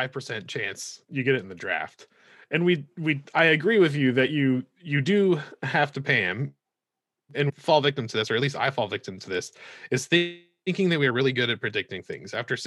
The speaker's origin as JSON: {"language": "English", "region": "the South", "country": "United States", "said": "Somehow, as a Southerner, there's nothing I love more than a backhanded compliment."}